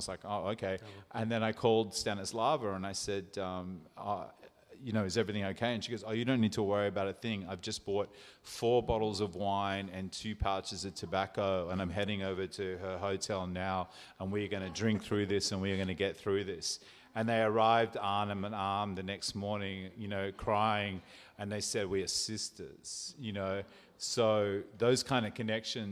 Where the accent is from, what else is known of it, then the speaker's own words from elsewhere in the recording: New South Wales, Australia; now in South Australia, Australia; where I was from, New South Wales